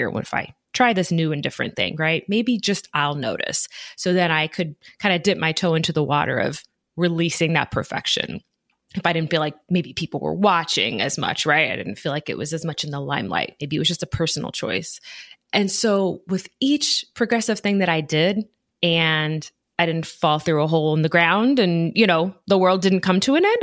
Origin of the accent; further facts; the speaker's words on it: Midwest, United States; I grew up primarily in the Midwest throughout different areas of the United States, Midwest, a few different states. And I was pretty much the only brown person I knew.